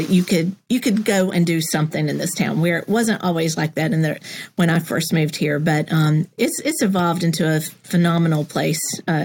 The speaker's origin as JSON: {"language": "English", "region": "South Carolina", "country": "United States", "tie": "born or raised there", "moved": "yes", "lives_now": "Knoxville, United States", "said": "I came to Knoxville in 1990. I was born and raised in South Carolina. And yes, I'm a Gamecock. I grew up really close to Clemson, right?"}